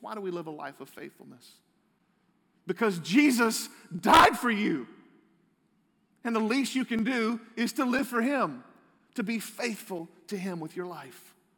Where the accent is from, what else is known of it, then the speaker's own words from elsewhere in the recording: United States; I'm a proud American